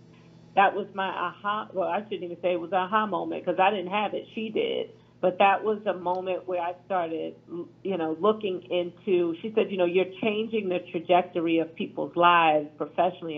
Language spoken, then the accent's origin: English; Philadelphia, Pennsylvania, United States; I'm from Philadelphia